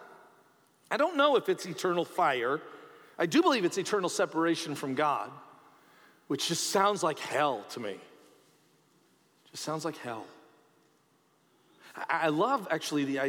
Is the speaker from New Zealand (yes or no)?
no; Canada; as a Canadian